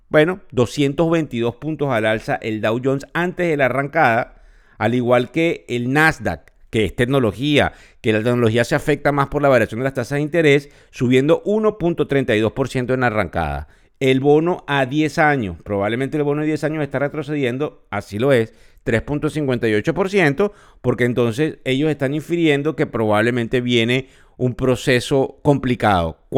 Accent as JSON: {"language": "Spanish", "country": "Venezuela", "accent": "Venezuelan", "said": "Sí, sé que nos escuchan de otras nacionalidades, pero mi acento es venezolano y no lo puedo cambiar. Soy venezolano, además sumamente orgulloso de serlo."}